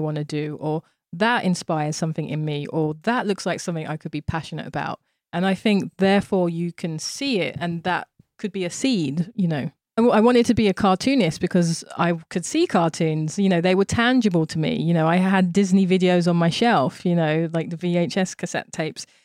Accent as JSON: {"language": "English", "region": "London", "country": "United Kingdom", "tie": "born or raised there", "also_born_or_lived": "Tokyo, Japan", "moved": "as an adult", "lives_now": "New York, United States", "said": "when I was growing up in Thamesmead, which was a, a very white racist environment"}